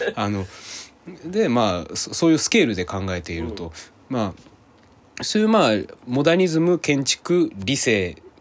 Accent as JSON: {"language": "Japanese", "town": "Hirakata", "region": "Osaka", "country": "Japan", "tie": "born or raised there", "said": "僕は大阪でしかも枚方とかがあの地元なのでうん、で枚方ってすごい近いんですねあそこから、だから小さい頃から腐るほど見てるんですよ"}